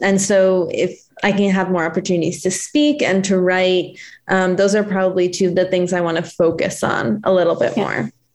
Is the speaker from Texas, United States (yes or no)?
no; New Jersey, United States; moved away as an adult; also born or lived in Connecticut / Minnesota / South Carolina; now in Los Angeles, United States; I'm from New Jersey, actually.